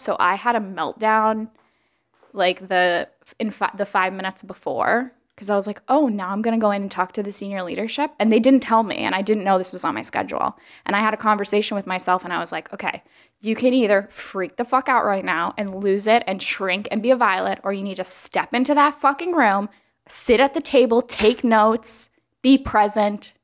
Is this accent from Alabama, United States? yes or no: yes; Alabama, United States; moved away; I was born in Alabama